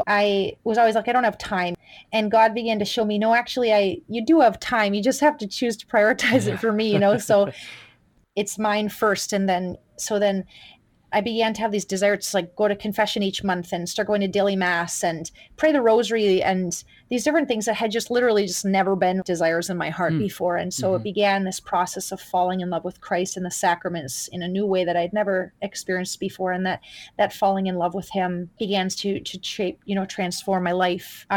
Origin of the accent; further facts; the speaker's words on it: Duluth, Minnesota, United States; When I grew up in Duluth, there was a Benedictine monastery of sisters